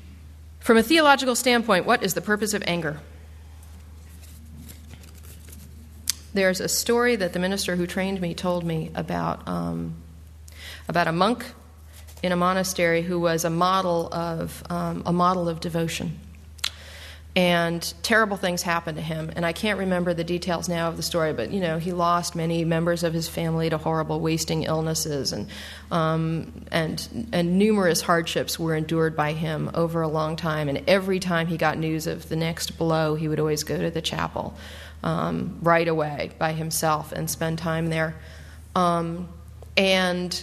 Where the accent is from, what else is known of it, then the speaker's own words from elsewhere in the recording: Newton, Massachusetts, United States; moved away as an adult; also born or lived in New York; now in Silver Spring, United States; the Newton Church where I grew up